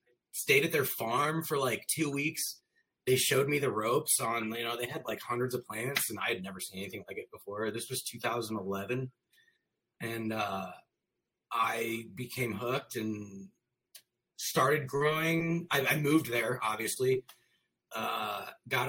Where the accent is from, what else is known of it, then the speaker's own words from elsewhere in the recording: St. Louis, Missouri, United States; also born or lived in Chicago; I'm from St. Louis, Missouri.